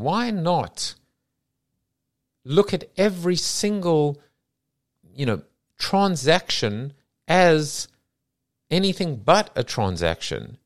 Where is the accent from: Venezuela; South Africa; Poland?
South Africa; moved away; I come from South Africa where everyone wore a school uniform.